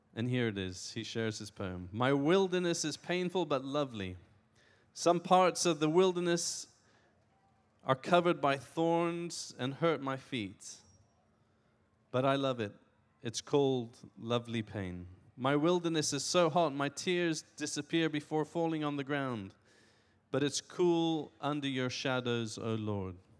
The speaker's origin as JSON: {"language": "English", "country": "Iran", "tie": "born or raised there", "said": "I was born in Iran."}